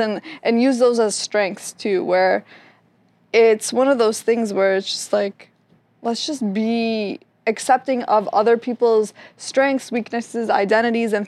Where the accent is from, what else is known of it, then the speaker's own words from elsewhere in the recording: Lebanon; I'm from Lebanon. I'm mm-hmm. Lebanese